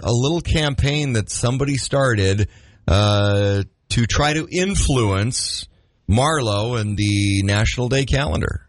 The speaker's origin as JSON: {"language": "English", "town": "Grand Forks", "region": "North Dakota", "country": "United States", "tie": "born or raised there", "said": "I grew up in Grand Forks"}